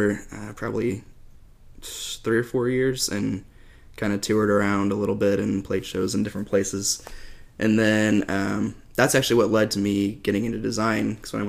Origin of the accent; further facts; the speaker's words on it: Indiana, United States; moved away as an adult; I grew up in Indiana. I lived there until I was 19, I think, is when I moved